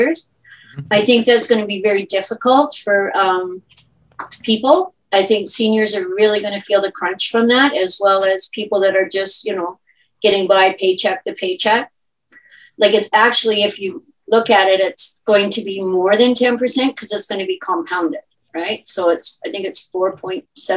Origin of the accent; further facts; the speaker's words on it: Guelph, Ontario, Canada; I am born and raised in Guelph, second generation